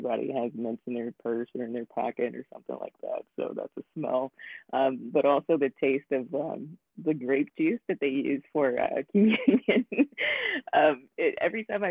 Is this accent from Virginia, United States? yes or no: yes; Newport News, Virginia, United States; now in Louisville, United States; I was born in Virginia, and so where I was baptized is in Newport News, Virginia